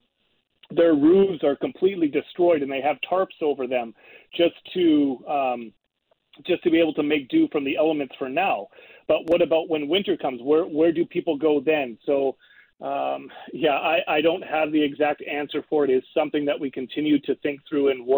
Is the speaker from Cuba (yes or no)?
no; Canada; I'm Canadian